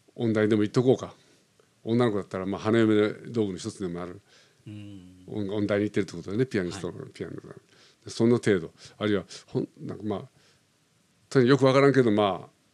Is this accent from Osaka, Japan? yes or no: yes; Osaka, Japan; moved away as an adult; now in Tokyo, Japan; 僕は生まれ大阪で生まれた